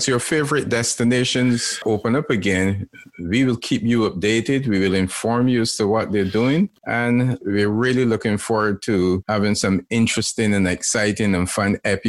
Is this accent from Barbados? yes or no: yes; Barbados